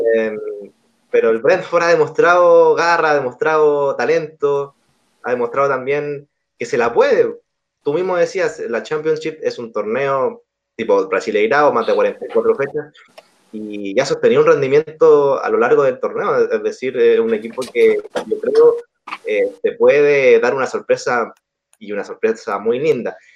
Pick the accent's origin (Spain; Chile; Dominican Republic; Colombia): Chile; acá como chileno